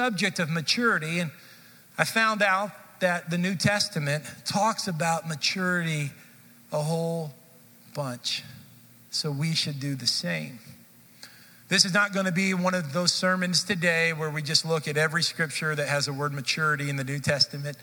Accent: Dallas, Texas, United States; also born or lived in Kansas City; I grew up in the Dallas area, and I went to college in Kansas City.

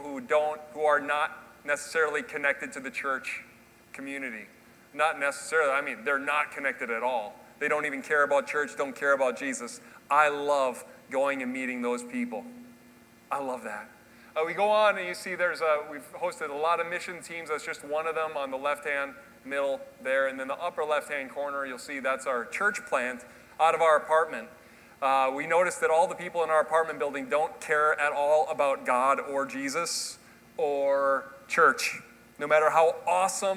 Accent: Minnesota, United States; I'm from Minnesota. We're traveling from Minneapolis

